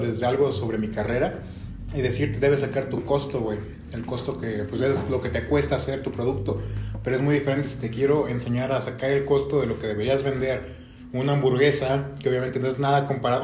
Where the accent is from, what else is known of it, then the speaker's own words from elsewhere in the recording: Mexico; also born or lived in Cadereyta, Querétaro; amo nuestro país